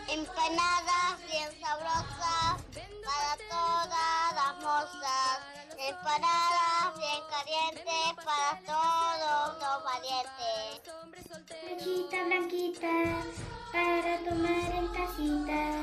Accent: Argentina; estos sucesos tan importantes que nos interesan como argentinos

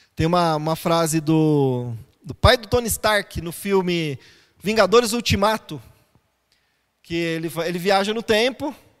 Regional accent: São Paulo, Brazil; Eu sou paulista, então eu sou mais fechado, mais quietinho

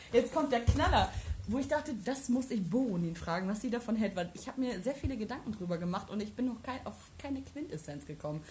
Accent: Germany; Ich bin froh, in Deutschland geboren zu sein

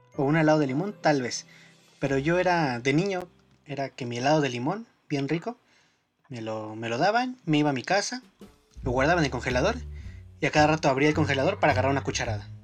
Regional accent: Mexico; yo soy el único que no, no queda como mexicano

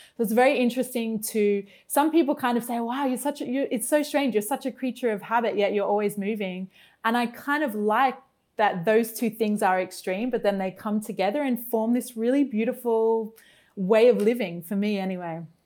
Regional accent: Brisbane, Queensland, Australia; moved away as an adult; my hometown of Brisbane in Australia

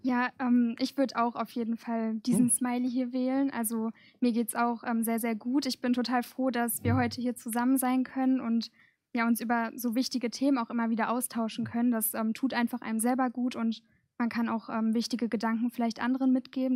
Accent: Gelsenkirchen, North Rhine-Westphalia, Germany; ich komme aus Gelsenkirchen, also auch ganz aus der Nähe

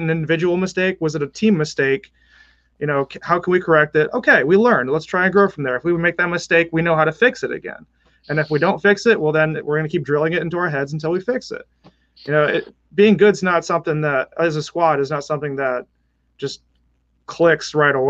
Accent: Connecticut, United States; also born or lived in New York City, New York, United States; now in Annapolis, United States; originally from Connecticut, born in New York City. I spent most of my life in Connecticut

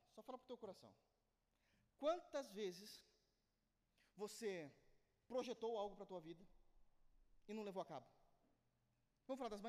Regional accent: Brazil; eu sou brasileiro

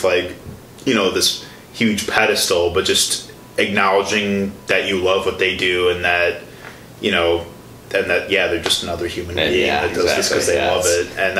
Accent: Chicago, Illinois, United States; moved away; I'm from Chicago

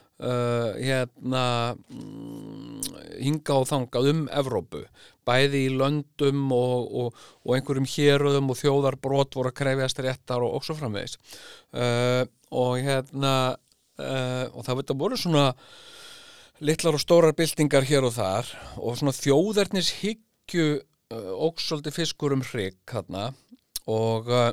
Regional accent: Iceland; við erum sko Íslendingar

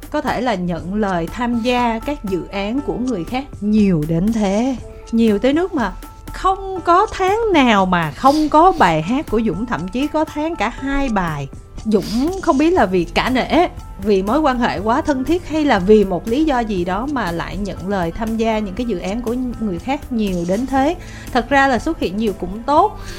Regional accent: Tiền Giang, Vietnam; dạ quê em ở tiền giang

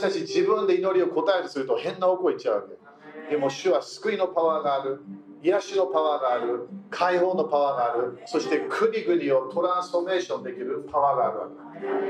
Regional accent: United Kingdom; moved away; イギリス人

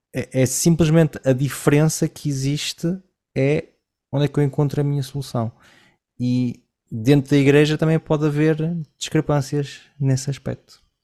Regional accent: Portugal; moved away; also born or lived in Collonges; eu venho de Portugal num, numa época, não sei como é que é hoje, já não estou lá há muitos anos

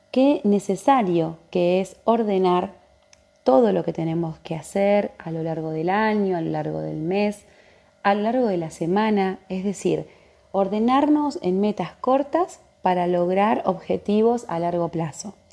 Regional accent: Comodoro Rivadavia, Chubut, Argentina; soy de Comodoro Rivadavia, de la Patagonia Argentina.

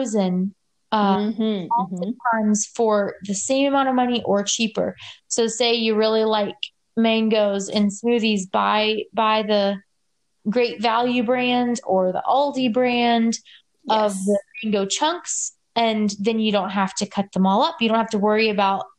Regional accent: Louisiana, United States; moved away; I'm from Louisiana originally

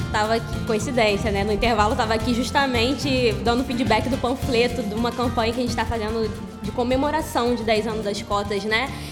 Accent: Duque de Caxias, Rio de Janeiro, Brazil; do lugar que eu venho, da favela da Vila Operária, na Baixada Fluminense de Caxias

